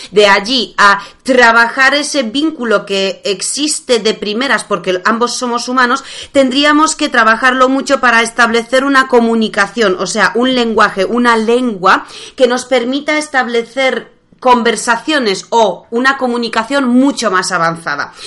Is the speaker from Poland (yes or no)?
yes; Poland; Spanish is a second language; moved away; como buena polaca, que sigue aprendiendo español